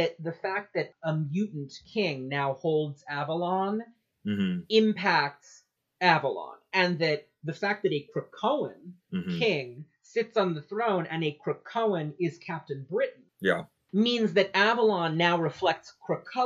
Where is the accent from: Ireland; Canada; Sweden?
Ireland; I am Irish.